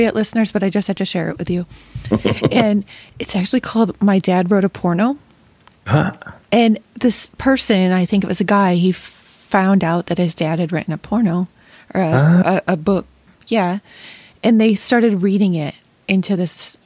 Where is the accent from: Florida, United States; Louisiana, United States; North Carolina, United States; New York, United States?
New York, United States; Rochester; now in Ohio, United States; my hometown in Rochester, New York